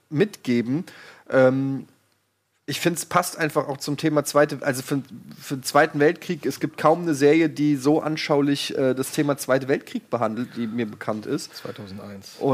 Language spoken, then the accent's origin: German; Germany; ich es tut mir leid, auch als Deutscher sehe ich das so